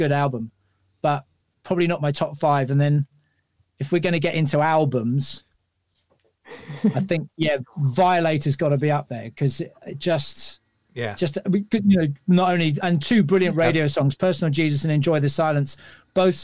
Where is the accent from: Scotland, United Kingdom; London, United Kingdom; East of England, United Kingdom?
London, United Kingdom; being a Londoner